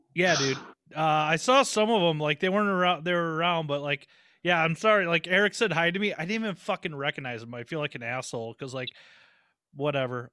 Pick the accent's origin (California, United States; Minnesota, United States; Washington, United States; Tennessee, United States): Minnesota, United States; St. Paul; I'm from St. Paul